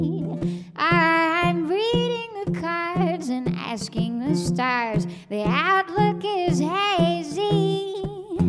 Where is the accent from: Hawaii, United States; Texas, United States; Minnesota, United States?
Texas, United States; Houston; moved away as an adult; also born or lived in Austin, Texas; now in Brooklyn, United States; I was born and raised in Houston and moved to Austin, Texas, eventually, where I spent 10 years